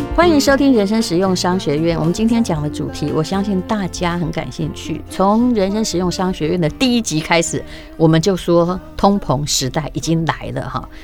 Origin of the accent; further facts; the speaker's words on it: Taiwan; 我们台湾的